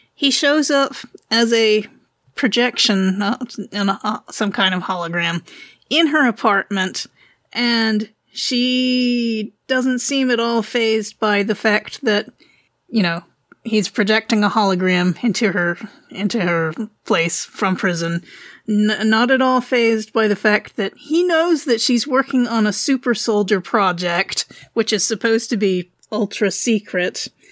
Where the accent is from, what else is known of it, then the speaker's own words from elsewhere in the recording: Wilmington, North Carolina, United States; I'm from North Carolina